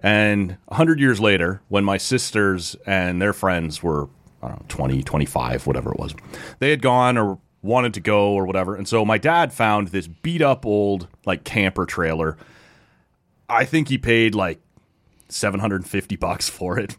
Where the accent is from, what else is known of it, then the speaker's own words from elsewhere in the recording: Oshawa, Ontario, Canada; We grew up in Oshawa.